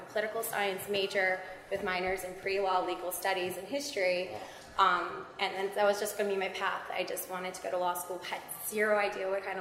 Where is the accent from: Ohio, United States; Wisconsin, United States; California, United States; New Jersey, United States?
New Jersey, United States; Hillsborough; I grew up in Hillsborough, New Jersey